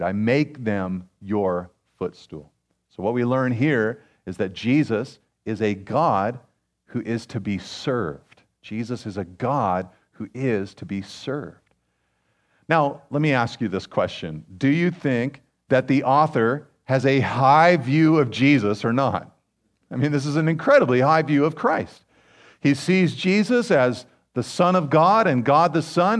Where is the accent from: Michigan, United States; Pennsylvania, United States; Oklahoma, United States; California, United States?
California, United States; Pacific Grove; I grew up in Pacific Grove